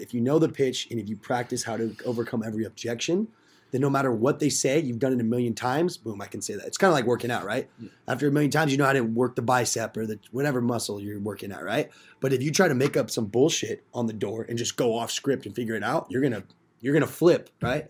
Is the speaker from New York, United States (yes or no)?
no; Simi Valley, California, United States; moved away as an adult; now in Chico, United States; I'm from Simi.